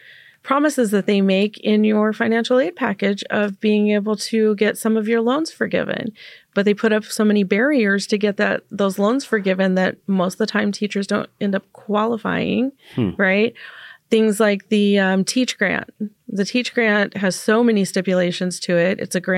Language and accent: English; Las Vegas, Nevada, United States; now in Portland, United States; I didn't grow up in Portland. Mm-hmm. You know, I grew up in Nevada.